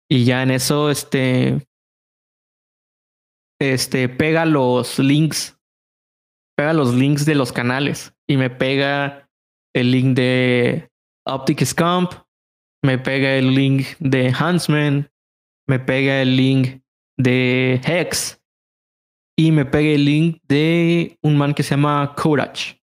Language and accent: Spanish; Mexico City, Mexico; Es mexicano y aparte es de la Ciudad de México, que es de donde yo soy.